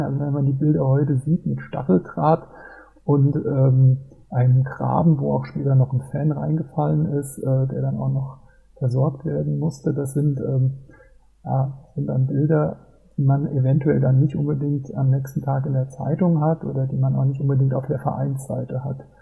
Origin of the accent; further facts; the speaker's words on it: Mainz, Rhineland-Palatinate, Germany; bin gebürtiger Mainzer